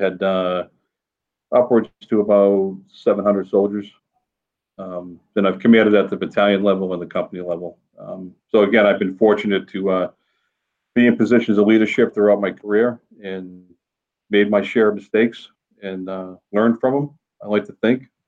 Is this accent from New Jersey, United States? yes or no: no; North Shore, Massachusetts, United States; moved away as an adult; now in Manchester, United States; I grew up on the North Shore